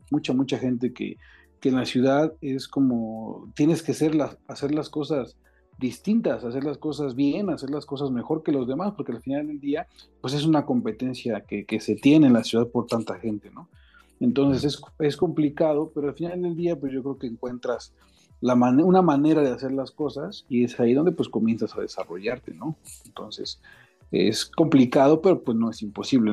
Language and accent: Spanish; Mexico City, Mexico; now in Querétaro, Mexico; soy nativo de la Ciudad de México